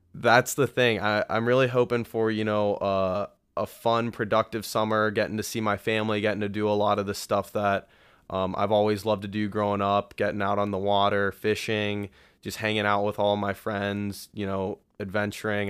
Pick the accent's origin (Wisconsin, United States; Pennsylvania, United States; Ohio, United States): Ohio, United States; Columbus; my hometown is right here in Columbus, Ohio. Uh, Buckeye born and raised